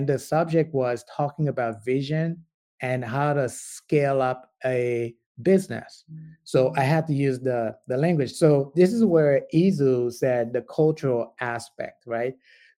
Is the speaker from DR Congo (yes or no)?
yes; DR Congo; I'm originally from the Congo, so I do projects with the Congo a lot. I do have a company over there, and it's in agribiz, agriculture business.